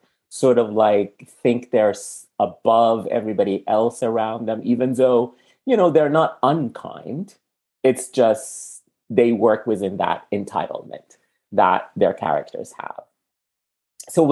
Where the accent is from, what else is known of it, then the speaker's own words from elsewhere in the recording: Sudan; now in United States; I'm from Sudan, and if you have a Sudanese passport, you're stopped everywhere